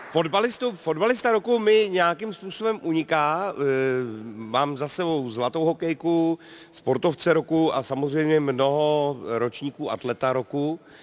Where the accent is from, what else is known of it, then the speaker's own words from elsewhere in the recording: Karlovy Vary, Karlovy Vary Region, Czechia; já jsem z Varu